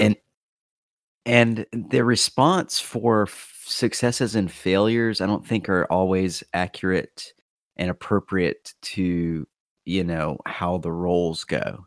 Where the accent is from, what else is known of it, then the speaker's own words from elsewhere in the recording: North Carolina, United States; my home state of North Carolina